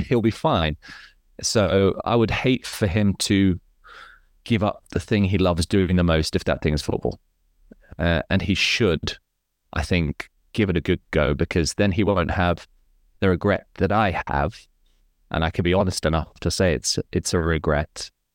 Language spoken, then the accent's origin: English; Hong Kong; my life was fairly comfortable in Hong Kong